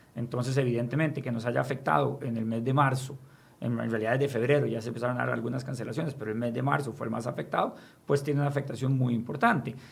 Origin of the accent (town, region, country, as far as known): Costa Rica